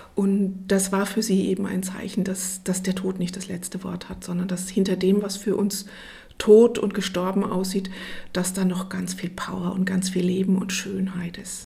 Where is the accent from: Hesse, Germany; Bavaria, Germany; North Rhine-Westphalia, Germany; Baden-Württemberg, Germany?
North Rhine-Westphalia, Germany; Ruhr area; now in Aschaffenburg, Germany; ich komme aus dem Ruhrgebiet